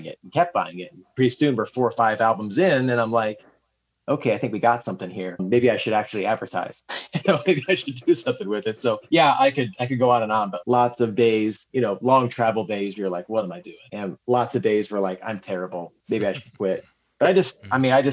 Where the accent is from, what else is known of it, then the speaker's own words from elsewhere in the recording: South Dakota, United States; moved away as an adult; also born or lived in Nashville; I moved back to South Dakota from Nashville, you know, you kind of move back to your home area